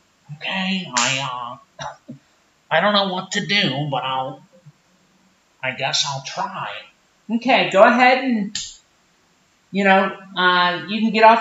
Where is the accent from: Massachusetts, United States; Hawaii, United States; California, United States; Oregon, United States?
Oregon, United States; Portland; See, here, I'm from Portland, Oregon.